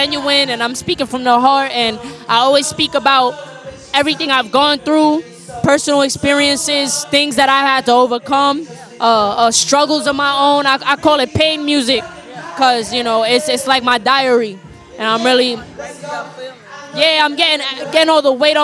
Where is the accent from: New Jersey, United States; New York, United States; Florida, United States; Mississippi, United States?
New York, United States; New York City; I'm from the Bronx, New York, really uptown, Kingsbridge, Fordham area